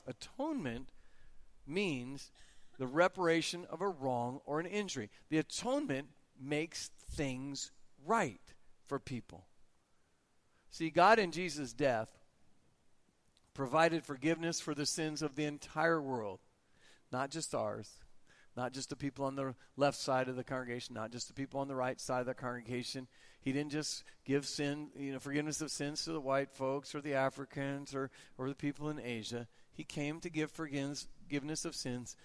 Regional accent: United States; I'm an American.

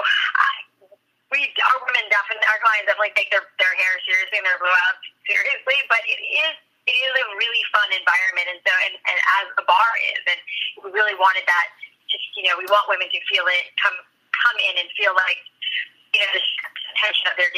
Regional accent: Boca Raton, Florida, United States; moved away; I grew up in Boca Raton

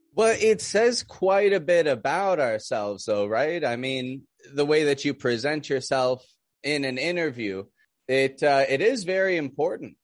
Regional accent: Toronto, Ontario, Canada; now in Mexico; I'm from Canada, from Toronto, living down in Mexico

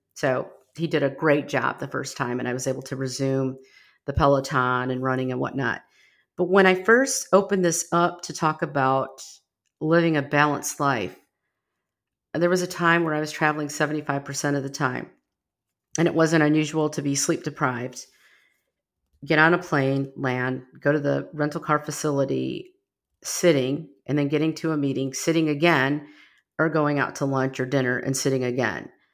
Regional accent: Rockford, Illinois, United States; now in Texas, United States; I grew up in Rockford, Illinois, just outside of Chicago, well, ninety miles from Chicago

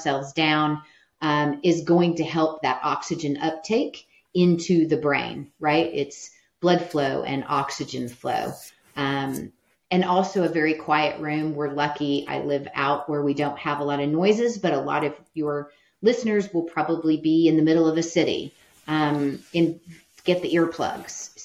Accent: Midwest, United States; I'm from the Midwest. You grow up with allergies

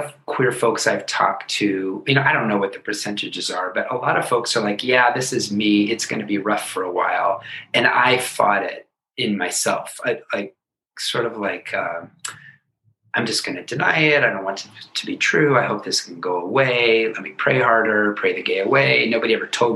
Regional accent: Seattle, Washington, United States; moved away; I'm from Seattle, born and raised, born in 1968

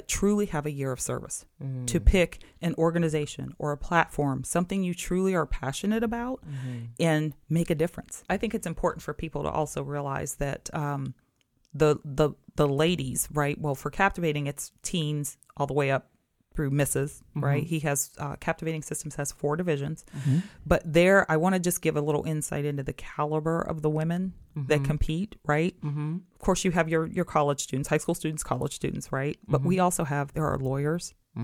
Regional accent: St. Clairsville, Ohio, United States; So I grew up in a very small town in Ohio, St. Clairsville, Ohio, very close to Wheeling, West Virginia.

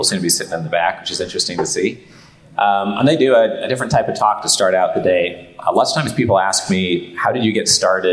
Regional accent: Portland, Oregon, United States; So we grew up in Portland, Oregon, is where I spent most of my childhood.

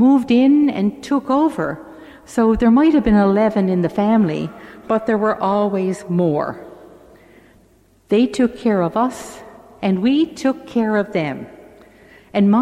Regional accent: St. John's, Newfoundland and Labrador, Canada; I grew up in St. John's in a three-bedroom house

